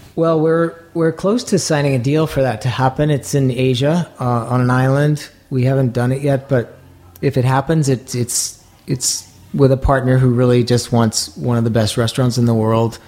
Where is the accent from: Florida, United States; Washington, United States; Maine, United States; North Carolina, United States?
Maine, United States; moved away; I grew up in Maine